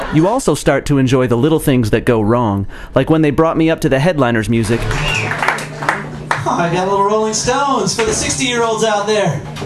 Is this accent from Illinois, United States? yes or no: yes; near Chicago, Illinois, United States; moved away; I grew up near Chicago, so it's always fun to go back to the homeland